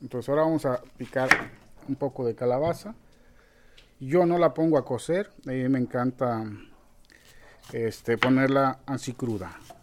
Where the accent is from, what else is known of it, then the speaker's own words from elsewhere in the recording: Boca de Chajul, Chiapas, Mexico; also born or lived in Guerrero; yo llegué aquí a la selva cuando todavía no había nada de gente